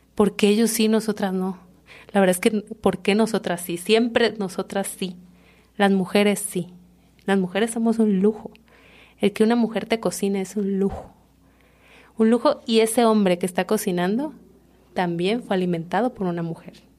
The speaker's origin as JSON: {"language": "Spanish", "town": "Comalcalco", "region": "Tabasco", "country": "Mexico", "tie": "born or raised there", "moved": "as an adult", "said": "yo soy de un pueblo que se llama Comalcalco, que está en Tabasco"}